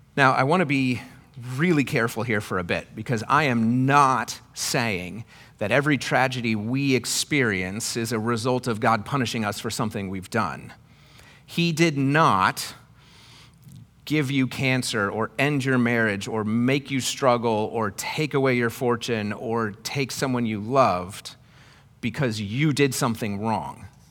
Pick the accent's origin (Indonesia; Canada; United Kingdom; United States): United States; Iowa; where I grew up in Iowa